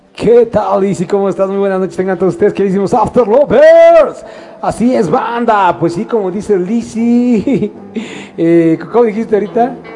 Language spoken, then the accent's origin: Spanish; Mexico; como somos mexicanos